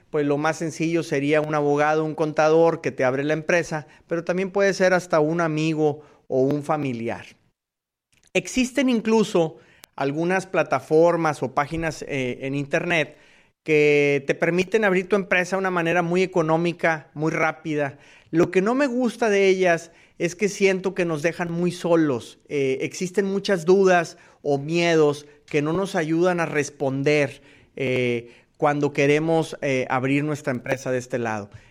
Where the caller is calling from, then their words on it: Houston, Texas, United States; de US Marketer y los saludo desde Houston, Texas.